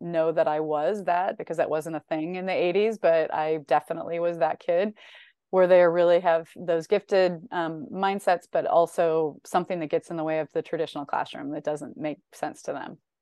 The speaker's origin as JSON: {"language": "English", "region": "Northern Illinois", "country": "United States", "tie": "born or raised there", "said": "I grew up in Northern Illinois"}